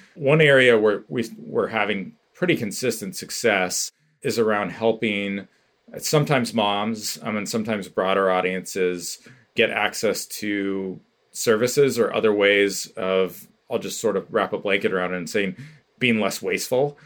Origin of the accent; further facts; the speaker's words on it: Bay Area, California, United States; moved away as an adult; also born or lived in San Francisco; now in Bend, United States; I now live in Bend, Oregon, but I grew up in the Bay Area and previously lived in San Francisco for many years